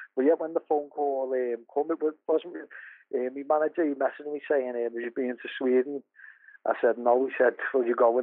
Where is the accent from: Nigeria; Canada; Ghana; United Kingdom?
United Kingdom; Liverpool, North West England; I'm from Liverpool